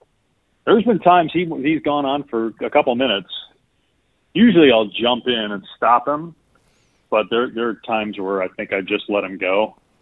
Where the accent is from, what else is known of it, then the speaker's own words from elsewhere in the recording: Madison, Wisconsin, United States; I grew up in Madison, Wisconsin.